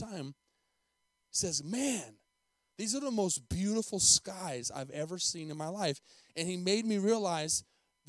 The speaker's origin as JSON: {"language": "English", "town": "Tucson", "region": "Arizona", "country": "United States", "tie": "born or raised there", "also_born_or_lived": "Albuquerque, New Mexico / Costa Rica", "moved": "as an adult", "lives_now": "Denton, United States", "said": "I lived in Tucson, Arizona for 18 years with a humongous, beautiful mountain"}